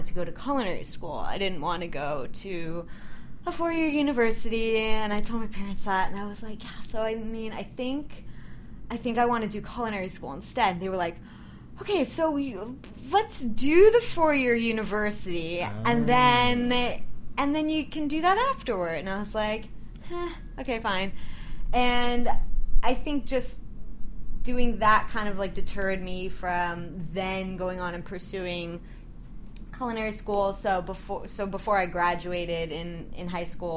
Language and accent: English; Orlando, Florida, United States; moved away as an adult; now in New York, United States; I'm originally from Orlando